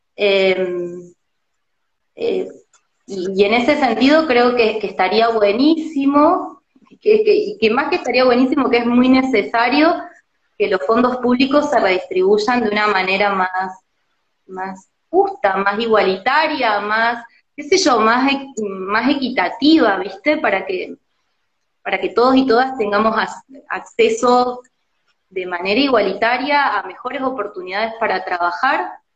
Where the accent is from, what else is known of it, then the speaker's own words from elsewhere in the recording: Córdoba, Argentina; now in Buenos Aires, Argentina; yo siendo cordobesa